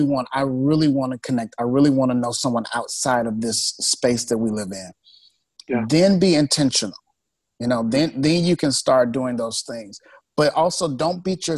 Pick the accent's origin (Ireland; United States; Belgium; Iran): United States; Chicago, Illinois; moved away as an adult; now in Sacramento, United States; I grew up in Chicago